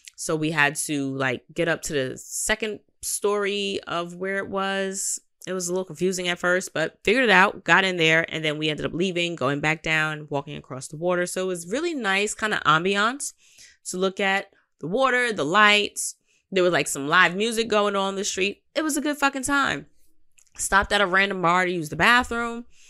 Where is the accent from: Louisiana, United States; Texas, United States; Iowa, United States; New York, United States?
New York, United States; I'm a New Yorker